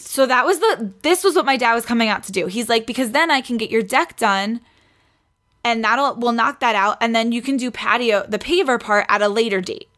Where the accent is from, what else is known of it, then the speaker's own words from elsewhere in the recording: New York City, New York, United States; moved away; I grew up in Queens.